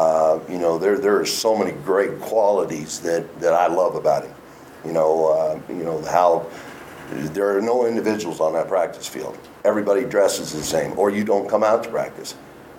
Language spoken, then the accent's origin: English; Los Angeles, California, United States; I'm from Los Angeles, and I've lived kind of everywhere across the country at this point for the most part.